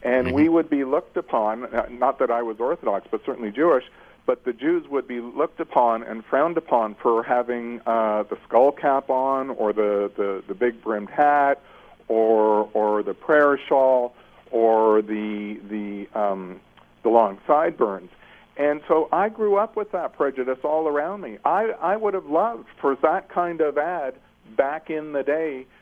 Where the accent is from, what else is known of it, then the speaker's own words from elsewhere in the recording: Toronto, Ontario, Canada; I was born and raised in North York